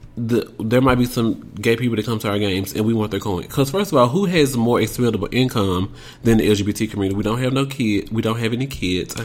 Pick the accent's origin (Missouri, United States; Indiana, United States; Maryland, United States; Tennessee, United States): Tennessee, United States; Memphis; I'm from Memphis